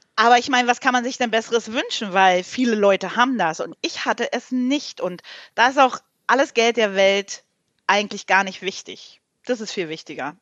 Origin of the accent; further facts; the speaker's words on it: Berlin, Germany; ich komme ja nicht aus dem Osten, aus dem Ostteil von Berlin